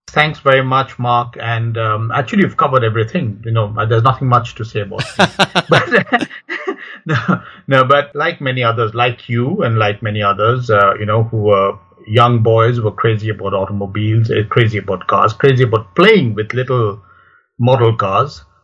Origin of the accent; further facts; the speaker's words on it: India; I grew up in India